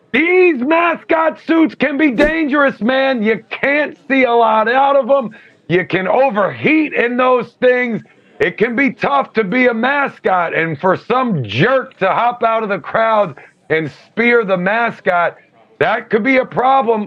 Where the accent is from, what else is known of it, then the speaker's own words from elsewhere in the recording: Alexandria, Virginia, United States; I grew up in Alexandria, Virginia